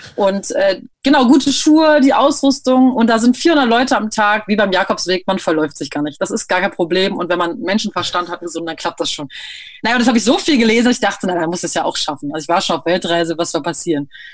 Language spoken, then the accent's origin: German; near Münster, North Rhine-Westphalia, Germany; moved away; also born or lived in Berlin; Ich komme eigentlich aus der Nähe von Münster.